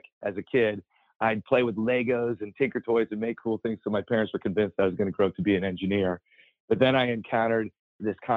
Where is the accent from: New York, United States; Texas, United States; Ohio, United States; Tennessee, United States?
Ohio, United States; Columbus; I grew up in Columbus, Ohio, and we had basements in Ohio